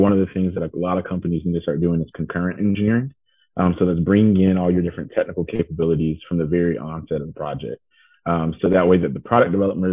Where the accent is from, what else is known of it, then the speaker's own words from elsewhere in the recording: Atlanta, Georgia, United States; also born or lived in Clemson, South Carolina; I am originally from the Atlanta, Georgia area.